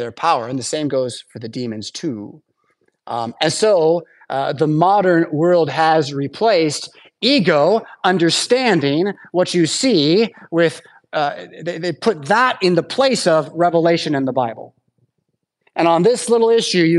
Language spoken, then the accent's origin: English; United States; as American English speakers